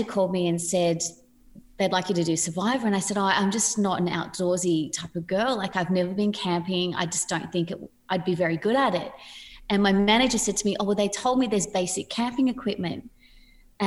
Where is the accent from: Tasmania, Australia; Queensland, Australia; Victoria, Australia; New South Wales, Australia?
New South Wales, Australia; Sydney; And I come from Padstow Heights, which is a pretty small place